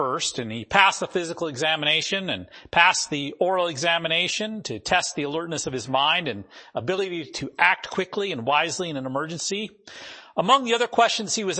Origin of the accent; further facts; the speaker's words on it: North Dakota, United States; I grew up in North Dakota and went to school there.